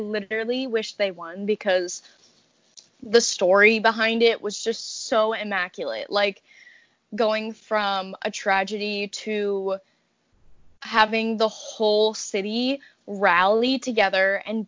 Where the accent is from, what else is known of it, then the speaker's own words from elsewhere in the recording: Massachusetts, United States; I'm from Massachusetts